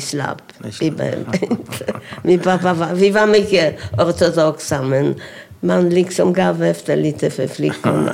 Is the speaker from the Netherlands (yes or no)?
no; Sosnowiec, Silesian Voivodeship, Poland; Swedish is a second language; also born or lived in Oświęcim; now in Sweden; jag föddes i Oświęcim. Mm. Och 1932 flyttade vi till Sosnowiec.